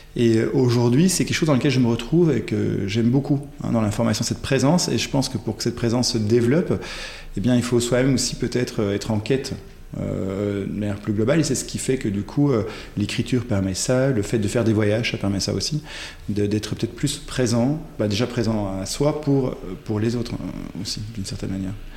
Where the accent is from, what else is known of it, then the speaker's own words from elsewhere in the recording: Ghent, Flanders, Belgium; first language French; je suis né en Belgique, euh, à Gand pour être euh, précis